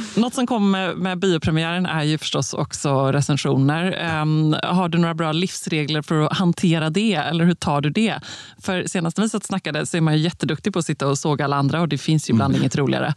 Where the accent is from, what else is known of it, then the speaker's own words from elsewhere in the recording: Gothenburg, Västra Götaland, Sweden; som den göteborgare jag är